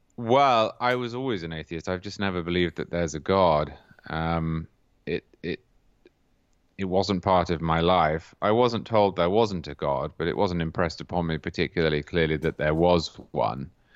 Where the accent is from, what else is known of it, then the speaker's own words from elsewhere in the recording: Cambridge, East of England, United Kingdom; I'm from Cambridge in England